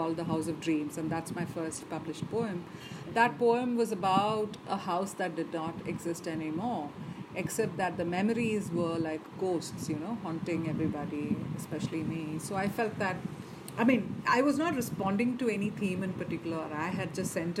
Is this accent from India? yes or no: yes; Chennai, Tamil Nadu, India; I grew up in Madras, born and raised there.